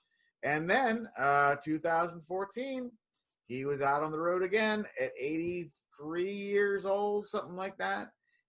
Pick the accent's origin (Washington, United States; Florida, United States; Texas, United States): Florida, United States; Yeah, I'm from Florida. I came all the way from Memphis in May.